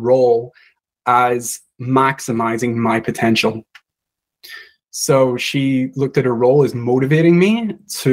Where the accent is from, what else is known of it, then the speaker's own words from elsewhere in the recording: Belfast, Northern Ireland, United Kingdom; moved away as an adult; also born or lived in London; now in New Zealand; I grew up in Ireland